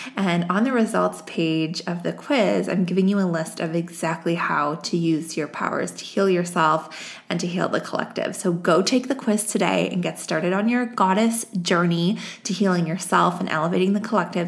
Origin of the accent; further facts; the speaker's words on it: Canada; I'm Canadian